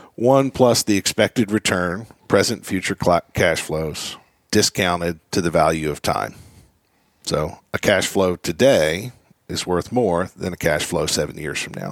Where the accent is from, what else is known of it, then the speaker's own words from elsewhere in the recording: Philadelphia, Pennsylvania, United States; growing up in Philadelphia